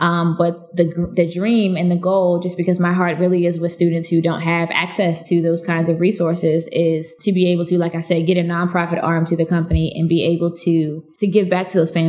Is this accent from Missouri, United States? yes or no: no; Clarion, Pennsylvania, United States; when I tell people I'm from Clarion, they're like, okay.